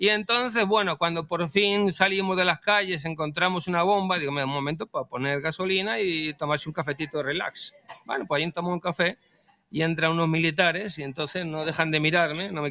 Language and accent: Spanish; Spain; yo soy español. Yo soy español, yo soy español.